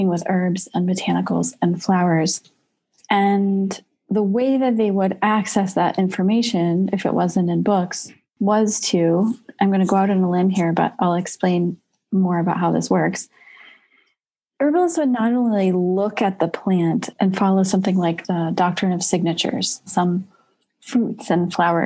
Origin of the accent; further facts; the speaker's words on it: United States; I'm also very proud to be an American. I love being an American